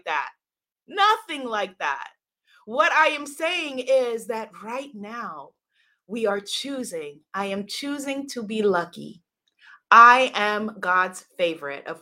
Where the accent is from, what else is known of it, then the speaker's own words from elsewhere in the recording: New York, United States; I grew up in a home in New York with running water, with two parents